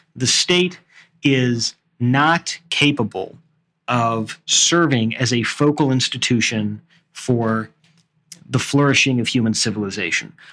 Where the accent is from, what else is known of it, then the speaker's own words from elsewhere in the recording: United States; I'm still an American